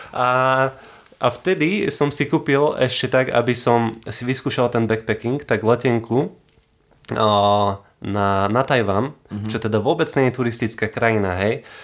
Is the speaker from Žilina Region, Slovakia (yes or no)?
yes; Kysuce, Žilina Region, Slovakia; ja som o, z Kisuc